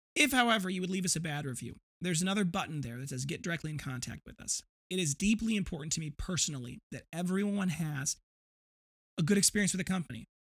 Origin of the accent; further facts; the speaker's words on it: Janesville, Wisconsin, United States; my hometown of Janesville, not that far away